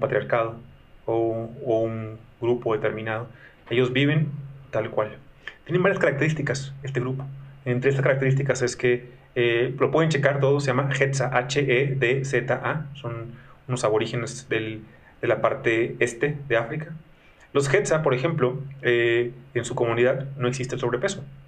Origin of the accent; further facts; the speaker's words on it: Mexico; soy mexicano